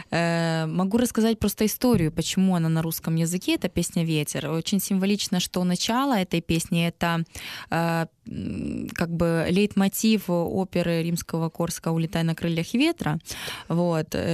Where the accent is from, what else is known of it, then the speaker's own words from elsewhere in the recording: Donetsk, Donetsk Oblast, Ukraine; Лично для меня, так как я выросла в Донецке, научилась в украиноязычной школе, для меня вообще нет проблемы русский и украинский язык.